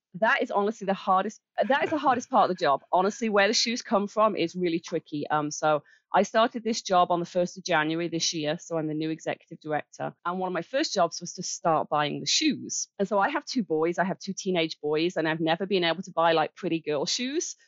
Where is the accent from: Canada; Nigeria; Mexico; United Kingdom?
United Kingdom; Birmingham, West Midlands; moved away as an adult; now in Kalamazoo, United States; I'm from Birmingham in England. Uh. uh, we moved here. Wow. We moved here 11 years ago